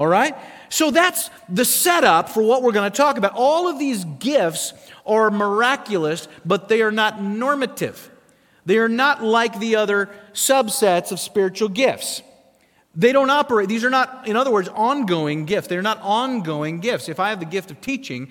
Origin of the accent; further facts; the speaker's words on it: South Dakota, United States; moved away; I grew up in South Dakota.